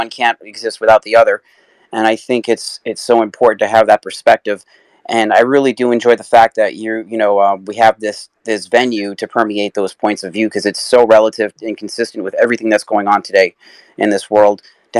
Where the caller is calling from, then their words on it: New York City, New York, United States; Calling in from Queens, New York.